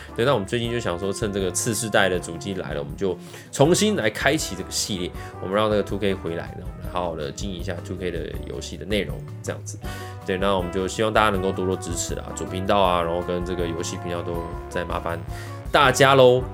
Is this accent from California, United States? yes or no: yes; Los Angeles, California, United States; 因为我本身是在洛杉矶长大的， 洛杉矶出生的